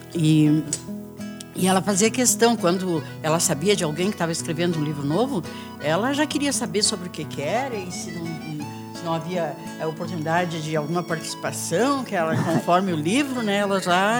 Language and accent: Portuguese; Rio Grande do Sul, Brazil; moved away; eu sou do Rio Grande do Sul, lá nas fazendas de lá, é. perto dos Quênios, que eu nasci a 15 quilômetros lá dos Quênios